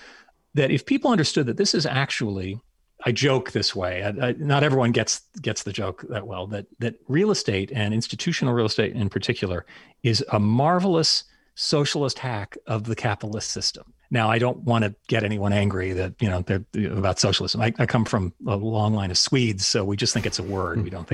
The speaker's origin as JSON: {"language": "English", "town": "Anchorage", "region": "Alaska", "country": "United States", "tie": "born or raised there", "moved": "yes", "said": "So yes, I did grow up in Alaska. Actually, I'm the same age as former vice presidential candidate that had a very Alaskan dialect."}